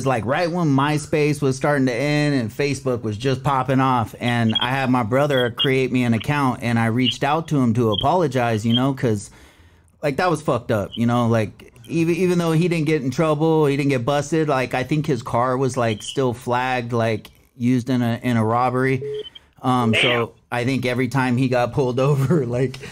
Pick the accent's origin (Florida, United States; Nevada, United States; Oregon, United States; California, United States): California, United States; also born or lived in Orange County, California; I'm Cali boy. Born and raised